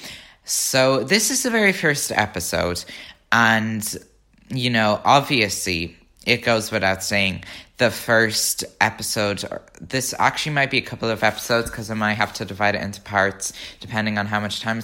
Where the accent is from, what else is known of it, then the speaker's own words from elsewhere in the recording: Ireland; I'm an Irish Swiftie